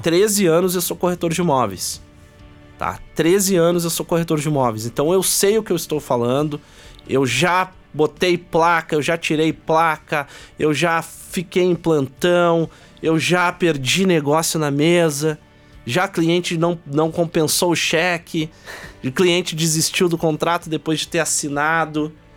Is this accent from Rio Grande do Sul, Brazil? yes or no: yes; Porto Alegre, Rio Grande do Sul, Brazil; a gente veio de Porto Alegre